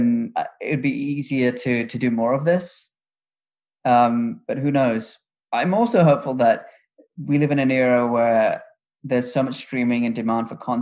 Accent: United Kingdom; moved away as an adult; also born or lived in Chicago / New York; I'm British, and in Britain, any ambition is beaten out of you

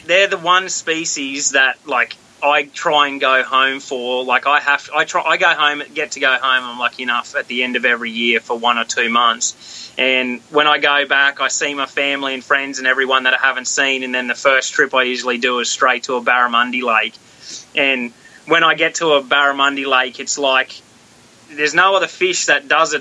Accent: Australia; moved away as an adult; also born or lived in Oklahoma; now in United States; born and bred in Australia. I lived in Australia my whole life until I was twenty six

